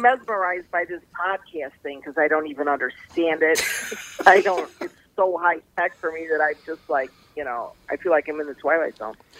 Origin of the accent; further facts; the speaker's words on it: River Forest, Illinois, United States; also born or lived in Norwich; I grew up in River Forest, living with my parents